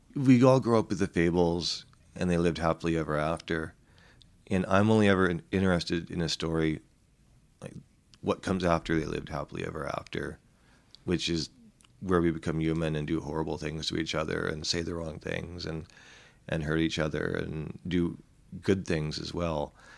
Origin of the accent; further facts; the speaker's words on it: Vancouver, British Columbia, Canada; I'm from Vancouver, which is basically just an isotope of San Francisco